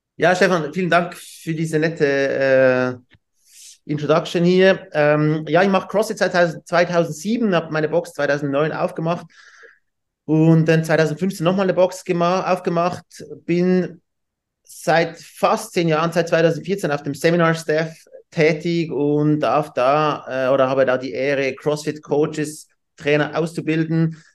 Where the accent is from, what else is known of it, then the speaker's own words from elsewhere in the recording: Switzerland; wir haben diese Swiss Team Challenge bei uns in der Schweiz